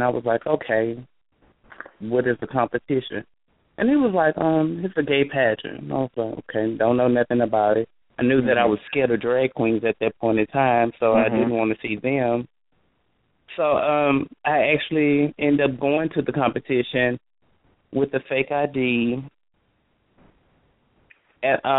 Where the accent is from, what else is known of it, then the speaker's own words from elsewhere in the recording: Baton Rouge, Louisiana, United States; moved away as an adult; now in Dallas, United States; I'm originally from Baton Rouge, Louisiana. Now I reside in Dallas, Texas.